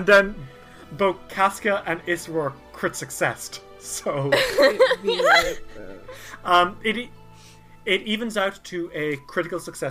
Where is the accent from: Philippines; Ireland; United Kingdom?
Ireland; I'm Irish